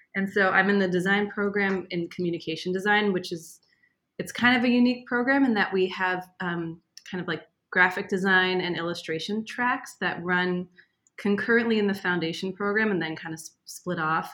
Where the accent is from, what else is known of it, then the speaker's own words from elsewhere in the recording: Boston, Massachusetts, United States; moved away as an adult; also born or lived in St. Louis / Israel; I grew up in Boston